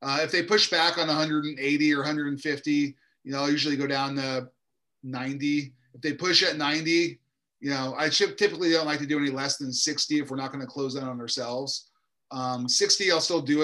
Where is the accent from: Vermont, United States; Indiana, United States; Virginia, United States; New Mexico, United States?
Indiana, United States; Indianapolis; moved away as an adult; now in California, United States; I'm from Indianapolis originally, born and raised, even though I've been out in California for almost 20 years now